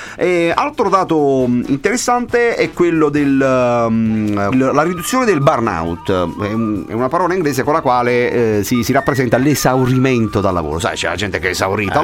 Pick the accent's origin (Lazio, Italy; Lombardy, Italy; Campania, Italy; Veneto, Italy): Campania, Italy; Naples; da napoletano, eh, da campano, insomma, da, da, da uomo del sud